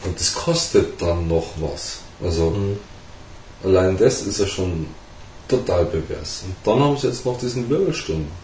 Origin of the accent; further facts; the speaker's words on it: Germany; bei uns in Deutschland